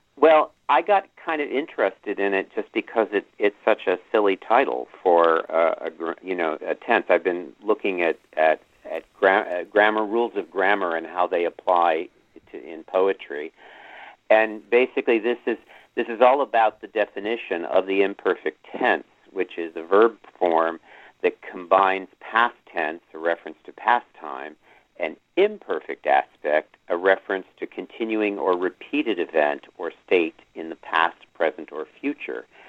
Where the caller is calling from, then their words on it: New York City, New York, United States; I'm calling from Manhattan